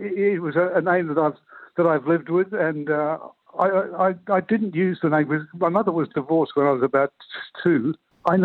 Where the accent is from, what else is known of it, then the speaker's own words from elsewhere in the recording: Adelaide, South Australia, Australia; I was born in Adelaide, a colonel of gardens, in actual fact.